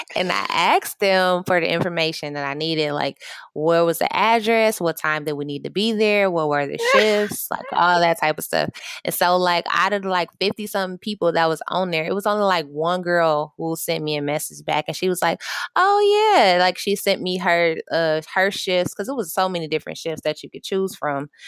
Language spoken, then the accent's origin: English; Michigan, United States; I'm from Michigan